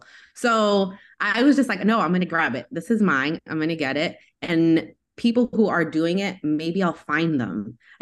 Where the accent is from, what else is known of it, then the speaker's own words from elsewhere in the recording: New York, United States; I'm from New York